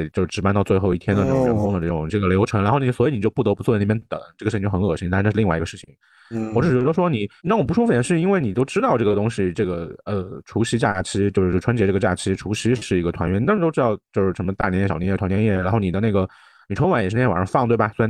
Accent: China; 作为一个中国人，哎呀，我就说你没有吧

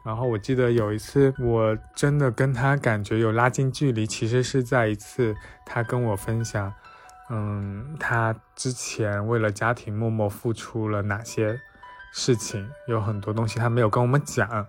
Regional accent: Fujian, China; now in Shanghai, China; 我在上海，我是福建人，然后我家里有两个姐姐

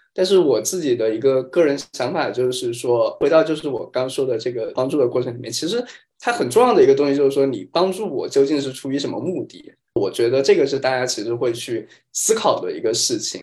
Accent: China; 我们中国人收的份子前台都会专门写一个本子嘛

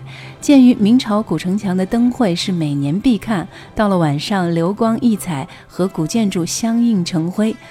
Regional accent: Xi'an, Shaanxi, China; accent: Shaanxi dialect; 我是西安人

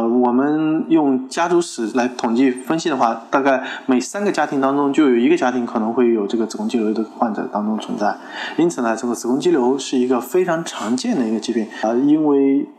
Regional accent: China; 我们中国人

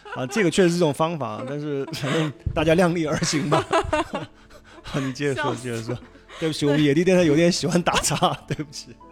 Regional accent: Sichuan, China; accent: Sichuanese; 用我们四川话说

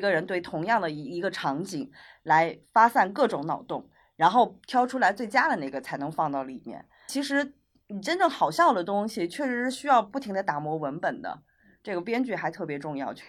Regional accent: Hunan, China; now in Beijing, China; 我是湖南的

